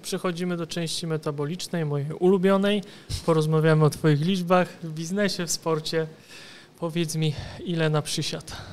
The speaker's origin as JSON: {"language": "Polish", "town": "Kutno", "region": "Łódź Voivodeship", "country": "Poland", "said": "To jest moje miasto, więc nie rób wstydu. Jestem z Kutna"}